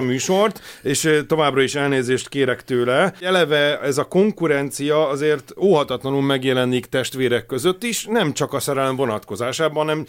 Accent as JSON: {"language": "Hungarian", "country": "Hungary"}